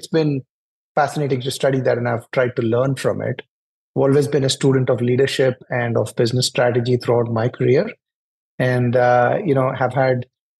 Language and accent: English; New Delhi, Delhi, India; moved away as an adult; now in Atlanta, United States; I grew up in New Delhi in India, and all of my education is from there